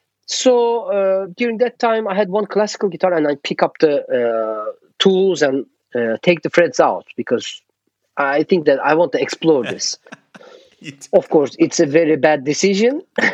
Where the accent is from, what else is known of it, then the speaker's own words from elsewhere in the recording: Istanbul, Turkey; English is a second language; growing up in Turkey, it means that you know, Istanbul is divided by the Bosphorus.